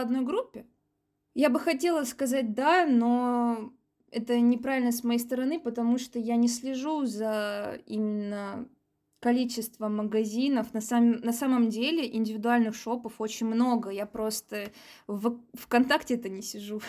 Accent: Saint Petersburg, Russia; я из Петербурга

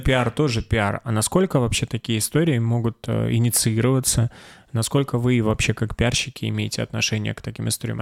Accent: Stavropol Krai, Russia; я из Ставропольского края

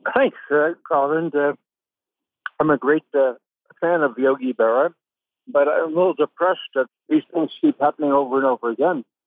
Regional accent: New York, United States; I'm from New York

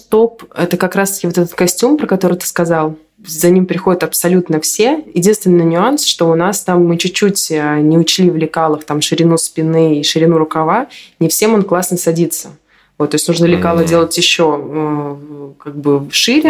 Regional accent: Minsk, Belarus; я из Минска

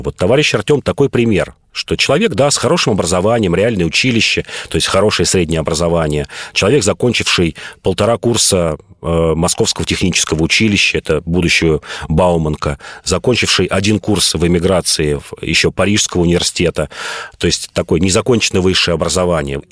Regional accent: Moscow, Russia; я москвич

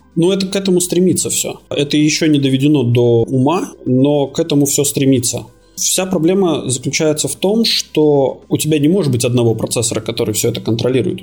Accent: Latvia; moved away as an adult; also born or lived in Cyprus; now in Malta; Родился я в Латвии

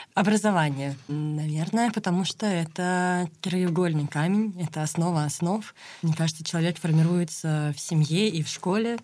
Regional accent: Moscow, Russia; moved away as an adult; now in Vyksa, Russia; я москвичка, прям коренная, у меня все в Москве

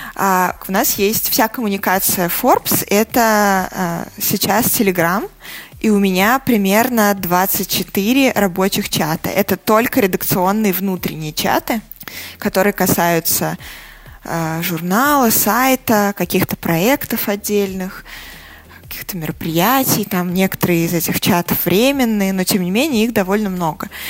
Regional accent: Saratov, Saratov Oblast, Russia; now in Moscow, Russia; Я родилась и выросла не в Москве. А, мои родители по-прежнему живут в Саратове

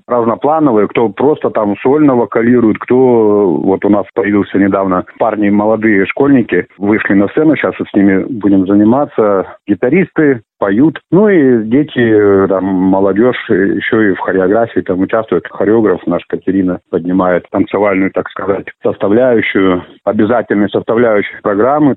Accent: Ayan, Khabarovsk Krai, Russia; Родился здесь, в Аяне

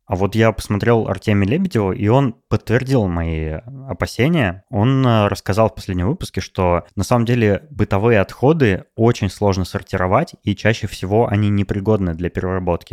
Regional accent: Novosibirsk, Novosibirsk Oblast, Russia; moved away as an adult; also born or lived in Moscow; в моем родном городе Новосибирске

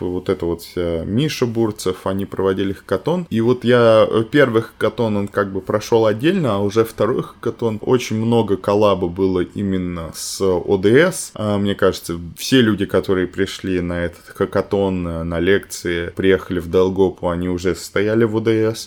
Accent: Ryazan, Ryazan Oblast, Russia; moved away; Я вообще из Рязани

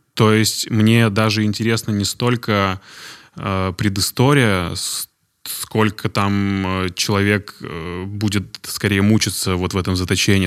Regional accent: Izhevsk, Udmurtia, Russia; Я из Ижевска

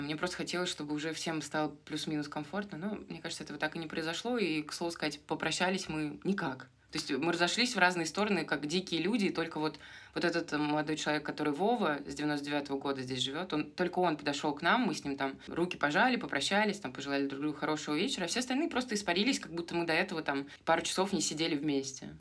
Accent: Moscow, Russia; moved away as an adult; now in Argentina; я из Москвы

